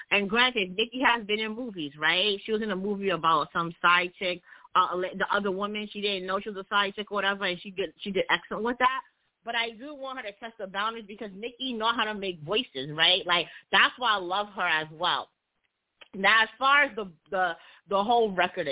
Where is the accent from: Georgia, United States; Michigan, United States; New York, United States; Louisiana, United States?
New York, United States; New York City; I am from Brooklyn